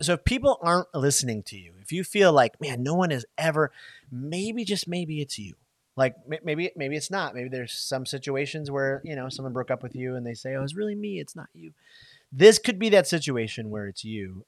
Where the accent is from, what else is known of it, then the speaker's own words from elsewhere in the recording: Michigan, United States; moved away; I'm from Michigan, right? We don't have Waffle House in Michigan